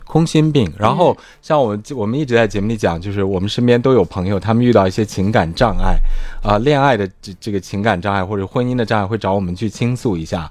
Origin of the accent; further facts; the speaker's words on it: China; 我作为一个中国人